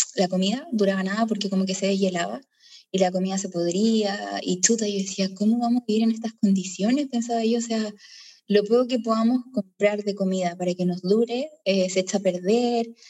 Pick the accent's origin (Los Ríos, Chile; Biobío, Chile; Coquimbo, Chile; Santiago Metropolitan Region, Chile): Biobío, Chile; Concepción; moved away; soy de Concepción, Chile